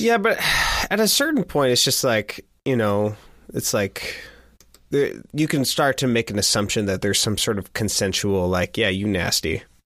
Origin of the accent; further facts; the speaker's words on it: Pacific Northwest, United States; I was from the Northwest.